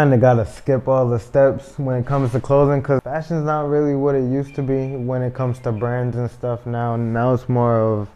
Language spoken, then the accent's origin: English; Providence, Rhode Island, United States; they all moved to Providence in the 90s, and I was born in 1996, so I'm from Providence, Rhode Island